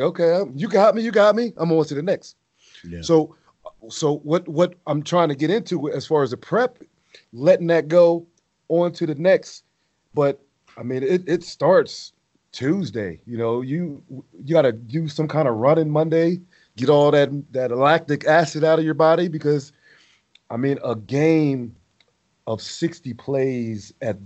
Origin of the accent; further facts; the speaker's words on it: Pottstown, Pennsylvania, United States; my hometown, Pottstown